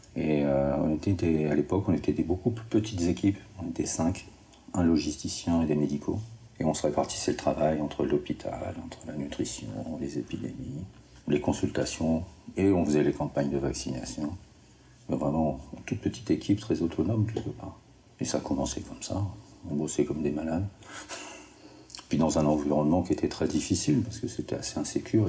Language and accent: French; the North, Hauts-de-France, France; moved away; je suis du Nord